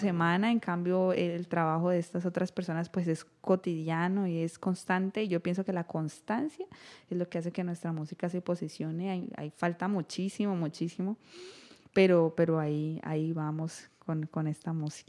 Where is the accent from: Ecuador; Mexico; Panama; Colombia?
Colombia; como colombianos